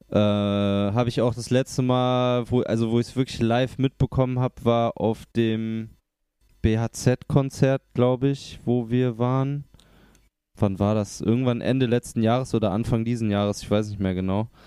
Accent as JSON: {"language": "German", "area": "near Cologne", "region": "North Rhine-Westphalia", "country": "Germany", "moved": "yes", "lives_now": "Cologne, Germany", "said": "Ich komme aus der Nähe."}